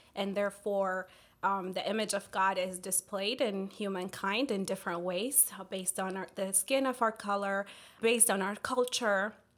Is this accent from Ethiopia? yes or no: yes; Ethiopia; also born or lived in Washington, D.C. area; now in Fort Mill, United States; my family and I moved from the D C area. Uh, we're originally from Ethiopia